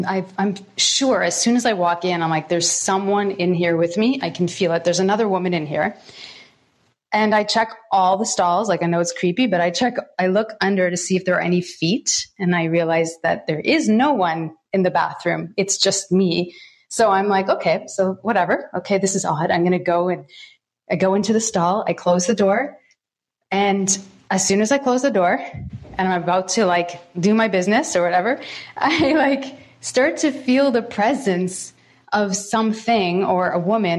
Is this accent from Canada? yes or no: yes; Toronto, Ontario, Canada; I was born in Thornhill and in Toronto, Ontario